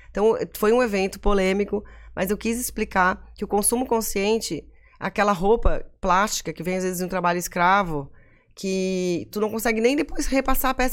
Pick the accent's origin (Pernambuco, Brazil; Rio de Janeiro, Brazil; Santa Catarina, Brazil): Santa Catarina, Brazil; Florianópolis; Porque assim, a BK, pô, eu sou manezinha, meus pais tiveram loja, as pessoas sabem de onde eu sou, sabem onde eu moro.